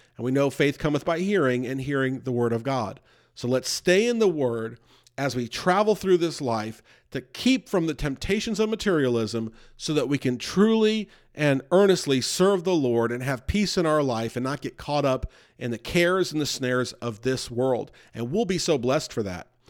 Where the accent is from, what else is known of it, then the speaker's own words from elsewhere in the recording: New York, United States; I grew up near New York.